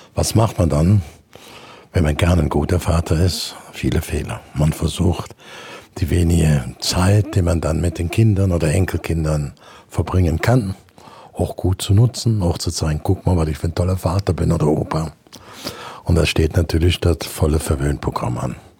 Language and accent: German; Brühl, North Rhine-Westphalia, Germany; von meinem Heimatort Brühl, das ist direkt bei Köln